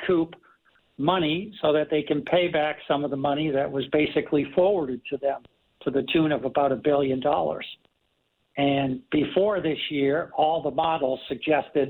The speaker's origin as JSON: {"language": "English", "country": "United States", "said": "I'm an American"}